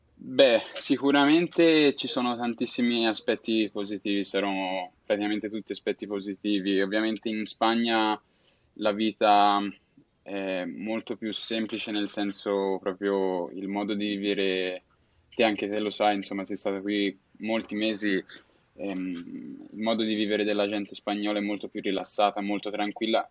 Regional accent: Florence, Tuscany, Italy; moved away as an adult; now in Zaragoza, Spain; vengo da Firenze però attualmente vivo a Saragozza

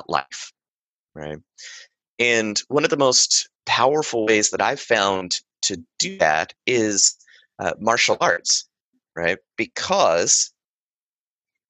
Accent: Western North Carolina, United States; I grew up in Western North Carolina.

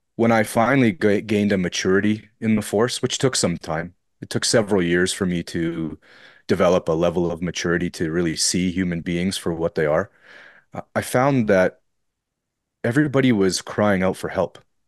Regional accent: Fort Frances, Ontario, Canada; so that's where I'm from, and I've kind of remained here my entire life

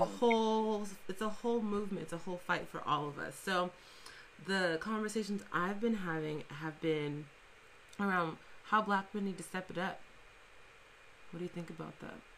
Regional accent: Fresno, California, United States; we're both from Fresno, um, we're both from the Central Valley

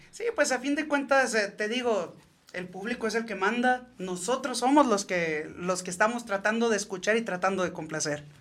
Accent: Los Reyes, Michoacán, Mexico; also born or lived in Santa Ana, California; yo soy nacido en Santana, California. Y criado en Los Limones y Los Reyes, Michoacán.

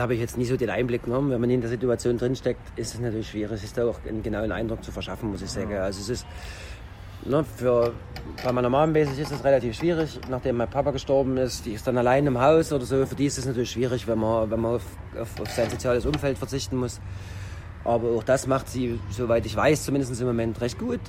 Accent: Roßwein, Saxony, Germany; Also das ist meine Heimatstadt

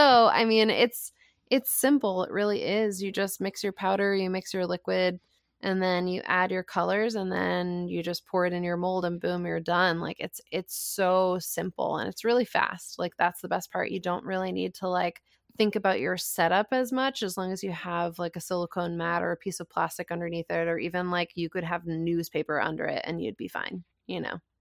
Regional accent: Rhode Island, United States; my home state, Rhode Island

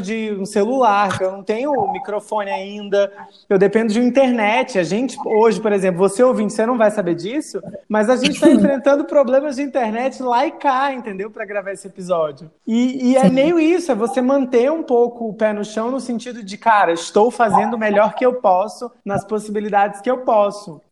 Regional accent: Acre, Brazil; moved away; also born or lived in Mossoró, Rio Grande do Norte; eu construí todas as minhas memórias no Acre

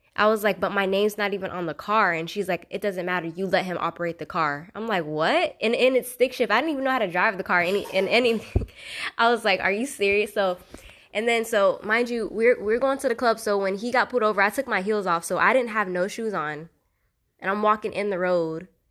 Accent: Fort Pierce, Florida, United States; I'm from Fort Pierce, Florida. Um, I would say I grew up in the white part of Fort Pierce

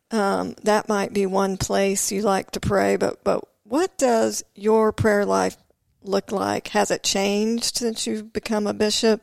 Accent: Odessa, Texas, United States; moved away; Odessa, Texas

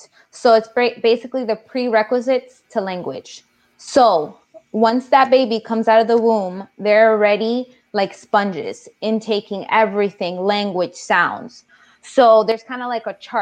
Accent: Florida, United States; also born or lived in Queens, New York; moved to Florida when I was 9 years old. And ever since then, I've been living down here

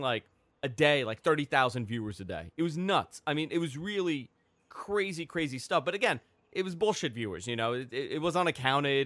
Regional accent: New York, United States; also born or lived in Queens; I'm from New York

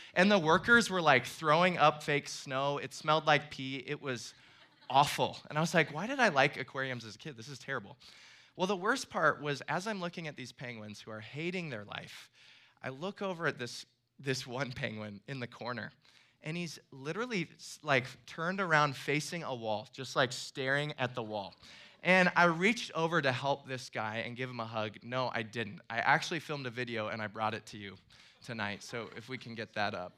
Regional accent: Iowa, United States; moved away as an adult; now in Florida, United States; I'm actually from Iowa and then moved to Florida a couple of years ago.

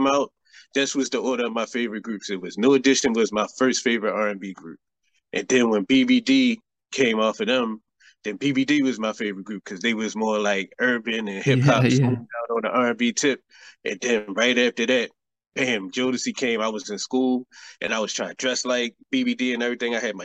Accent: Baltimore, Maryland, United States; my hometown of Baltimore

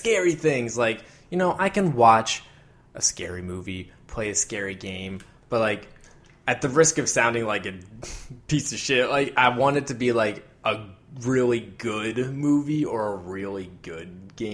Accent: Pennsylvania, United States; we hail from Pennsylvania, which is oddly obsessed with everything horror.

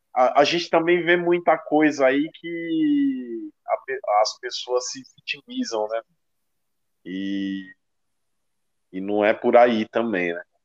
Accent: Osasco, São Paulo, Brazil; Eu sou da periferia, eu sou daqui de Osasco

